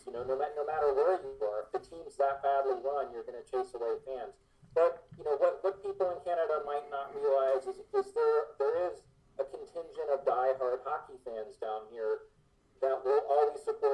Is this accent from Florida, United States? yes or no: yes; Miami, Florida, United States; also born or lived in Birmingham, Alabama; I was actually born down here. I was born in Miami, and for a couple of years in the late 70s, I lived in Birmingham when the WHA was around.